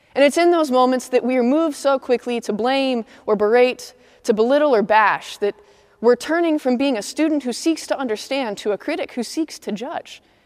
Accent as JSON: {"language": "English", "region": "Midwest", "country": "United States", "moved": "yes", "lives_now": "Atlanta, United States", "said": "I'm a Midwesterner"}